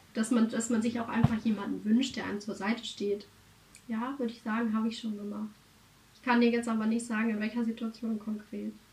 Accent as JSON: {"language": "German", "country": "Germany", "said": "wir als Deutsche"}